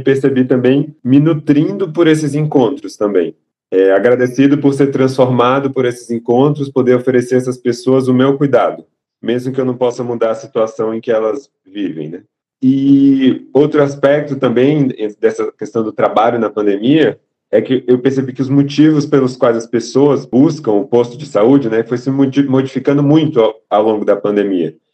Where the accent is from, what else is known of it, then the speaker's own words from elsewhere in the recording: Salvador, Bahia, Brazil; moved away as an adult; now in São Paulo, Brazil; E eu sou de Salvador, nasci em Salvador, me mudei para São Paulo para estudar, fazer a faculdade, e agora estou fazendo a residência